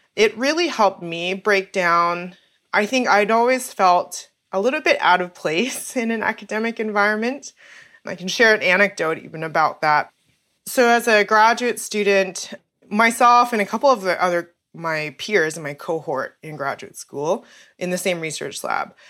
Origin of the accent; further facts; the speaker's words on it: Calgary, Alberta, Canada; moved away as an adult; also born or lived in Saskatchewan / Kingston, Ontario / Santa Barbara, California; my family moved to Calgary when I was about four years old.